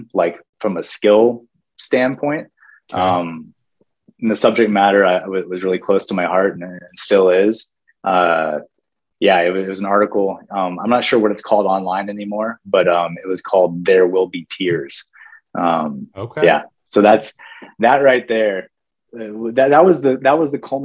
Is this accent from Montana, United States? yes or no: yes; Whitefish, Montana, United States; moved away; Glacier National Park, for most of my childhood, was like my backyard.